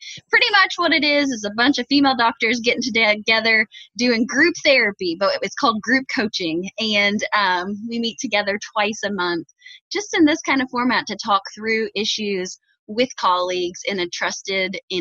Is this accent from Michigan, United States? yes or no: no; Indiana, United States; accent: Hoosier; my Hoosier slang